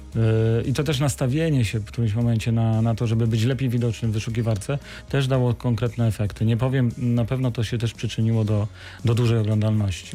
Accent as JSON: {"language": "Polish", "town": "Wrocław", "region": "Lower Silesian Voivodeship", "country": "Poland", "tie": "born or raised there", "said": "jestem wrocławianinem, z której kości tu się urodziłem"}